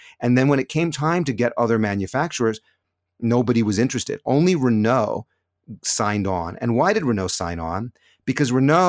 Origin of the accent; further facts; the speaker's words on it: California, United States; moved away as an adult; now in Jerusalem, Israel; the car that we bought when we immigrated to Israel back in 1995. We came from California, been in Jerusalem ever since.